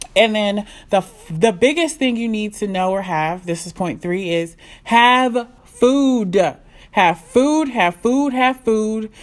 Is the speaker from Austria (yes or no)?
no; Nigeria; I'm Nigerian.